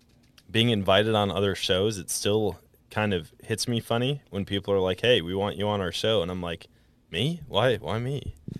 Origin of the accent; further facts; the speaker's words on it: Wisconsin, United States; also born or lived in Colorado; now in Missouri, United States; I took 2 years out in Colorado, but was born and raised in Wisconsin. And, I've been down in Missouri for a while.